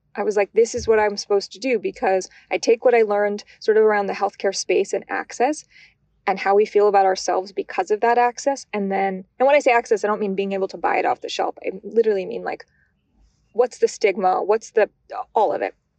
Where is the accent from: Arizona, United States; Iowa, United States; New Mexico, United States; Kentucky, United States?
New Mexico, United States; Albuquerque; moved away; also born or lived in California / Michigan; growing up in New Mexico, I always liken it to almost being in Portlandia, but in Albuquerque